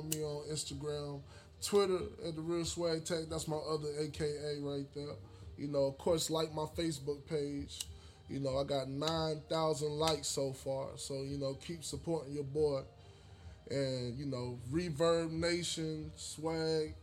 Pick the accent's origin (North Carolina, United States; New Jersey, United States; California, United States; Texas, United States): North Carolina, United States; Charlotte; I'm from Charlotte, North Carolina, East Side to be exact. That's home